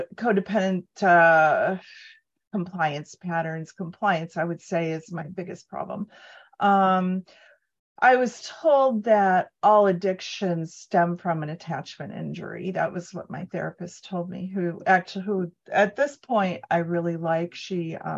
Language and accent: English; Cleveland, Ohio, United States; I was raised in Cleveland, Rust Belt, in a 50 suburb